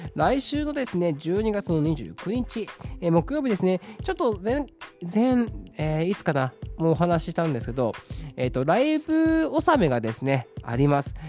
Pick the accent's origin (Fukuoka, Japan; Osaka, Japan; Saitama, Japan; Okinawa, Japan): Saitama, Japan; 私は埼玉県出身